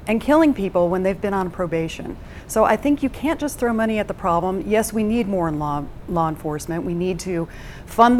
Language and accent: English; Western Slope, Colorado, United States; moved away as an adult; now in Denver, United States; I am from the Western Slope. I just recently relocated here, and I am a former constituent in Congressional District 3